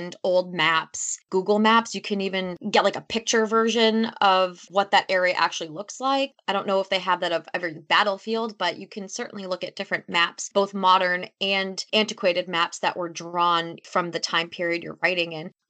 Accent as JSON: {"language": "English", "region": "Massachusetts", "country": "United States", "tie": "born or raised there", "said": "I grew up in a pretty historic town. I'm from Massachusetts"}